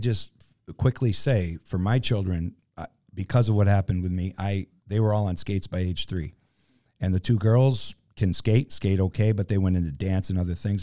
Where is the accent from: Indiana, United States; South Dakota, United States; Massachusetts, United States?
Massachusetts, United States; Western; I grew up in Western Massachusetts